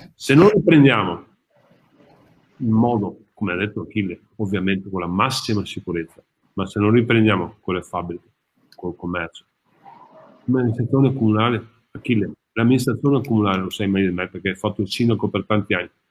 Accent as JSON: {"language": "Italian", "town": "Padua", "region": "Veneto", "country": "Italy", "said": "sono un padovano e amo questa città"}